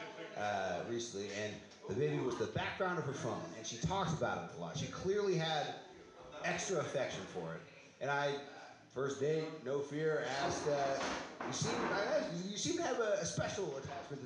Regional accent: San Francisco Bay Area, California, United States; I'm from here

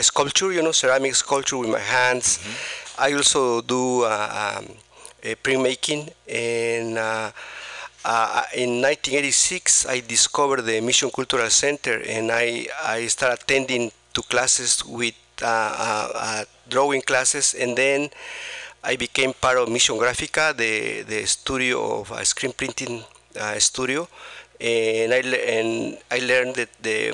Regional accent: Oaxaca, Mexico; now in San Francisco, United States; I'm from Mexico, from the state of Oaxaca, and I came here in 1983.

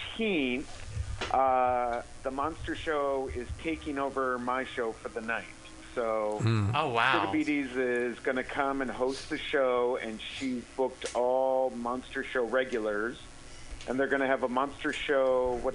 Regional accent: Midwest, United States; I'm from the Midwest.

